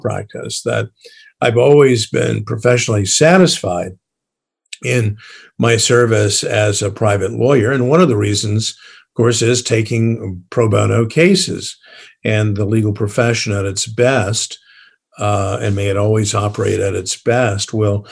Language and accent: English; San Antonio, Texas, United States; a public high school in San Antonio, Texas.